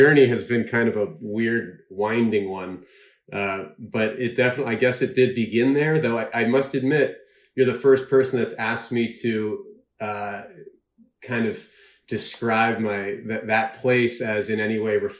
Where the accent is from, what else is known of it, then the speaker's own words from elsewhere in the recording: Mansfield, Connecticut, United States; moved away as an adult; also born or lived in Victoria, Australia; Mansfield, Connecticut. It is on the eastern side of the state. That's where UConn is. And I was born in Australia, but my folks moved us to Mansfield when I was really young.